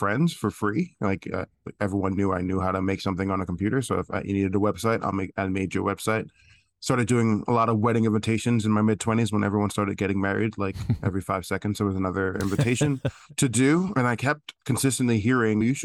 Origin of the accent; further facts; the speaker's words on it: New York City, New York, United States; Loved growing up in Brooklyn